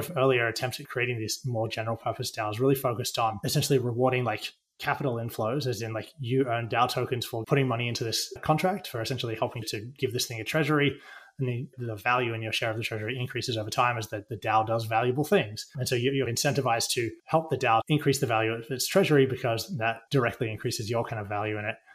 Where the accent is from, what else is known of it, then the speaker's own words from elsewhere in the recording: Australia; now in United States; I come from Australia and I live in the US now